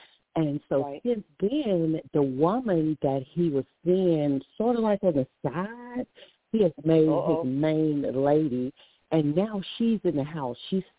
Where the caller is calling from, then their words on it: Alabama, United States; I'm from Alabama.